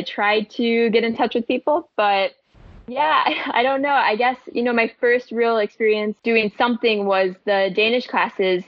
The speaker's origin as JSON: {"language": "English", "town": "Madison", "region": "Wisconsin", "country": "United States", "tie": "born or raised there", "also_born_or_lived": "La Crosse, Wisconsin", "moved": "as an adult", "lives_now": "Denmark", "said": "I had started teaching as a first grade homeroom teacher in my hometown of Madison"}